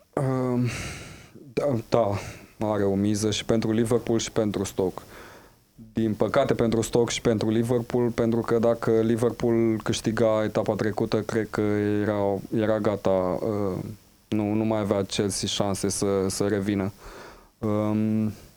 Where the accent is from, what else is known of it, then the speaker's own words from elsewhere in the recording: Huși, Moldavia, Romania; Da, și eu tot fiul al Moldovei sunt. Da. Uh, tot la mine, în orașul natal